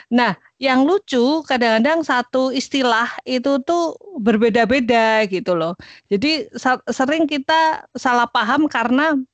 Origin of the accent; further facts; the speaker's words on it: Semarang, Central Java, Indonesia; Lah aku lahir besar tua di Semarang.